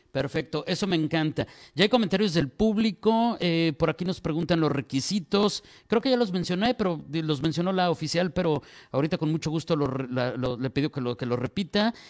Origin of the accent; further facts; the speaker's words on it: Mexico; como decimos en México